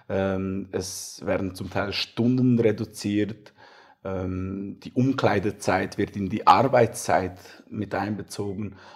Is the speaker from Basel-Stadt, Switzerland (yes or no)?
no; Aargau, Switzerland; Wo wir {S0} auch stark sind, ist mein Heimatkanton